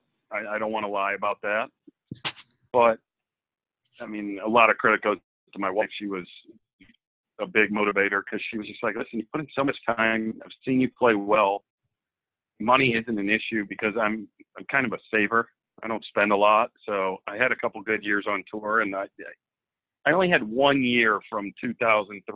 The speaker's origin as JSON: {"language": "English", "town": "Akron", "region": "Ohio", "country": "United States", "tie": "born or raised there", "said": "I grew up in Akron, Ohio, a suburb of Akron, Ohio, and played all sports growing up"}